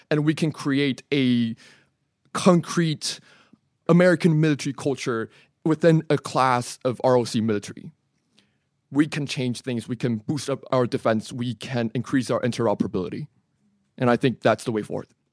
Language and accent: English; Taiwan; I'm from the Republic of China, Taiwan